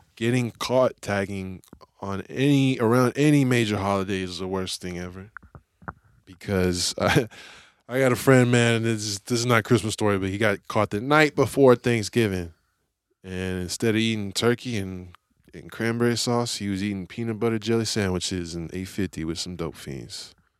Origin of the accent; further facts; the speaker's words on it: San Francisco, California, United States; I grew up in Lakeview, so that's, like, right on the edge of the city